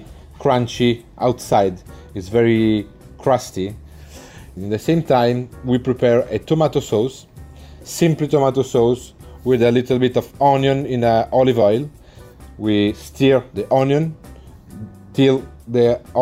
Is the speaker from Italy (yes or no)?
yes; Italy; now in United Kingdom; I come from Italy